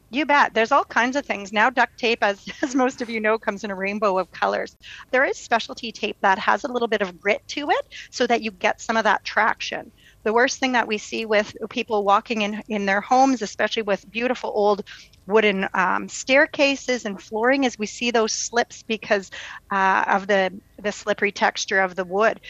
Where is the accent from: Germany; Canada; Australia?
Canada; Winnipeg, Manitoba; born and raised in Winnipeg, where I have a private practice